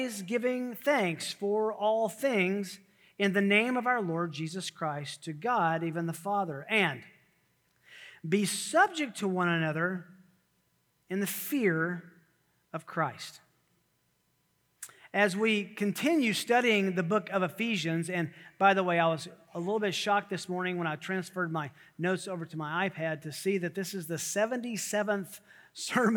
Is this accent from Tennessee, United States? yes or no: yes; Tennessee, United States; moved away; I grew up in Tennessee